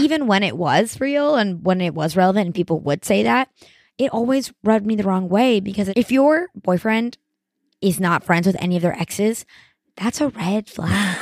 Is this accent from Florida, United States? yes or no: yes; Miami, Florida, United States; I'm from Miami